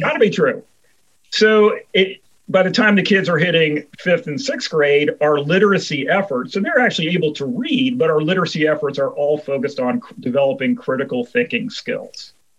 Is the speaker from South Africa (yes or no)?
no; Cincinnati, Ohio, United States; I'm from Cincinnati, Ohio.